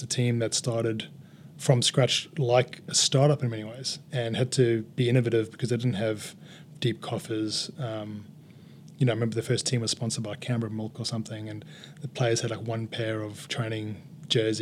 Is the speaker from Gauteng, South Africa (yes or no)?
no; Durban, KwaZulu-Natal, South Africa; moved away as an adult; now in Australia; in Durban, my old hometown